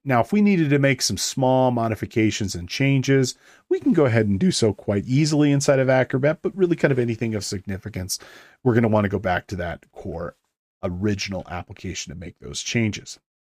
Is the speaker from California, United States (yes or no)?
yes; Big Bear Lake, California, United States; the Big Bear, um, which is my hometown here.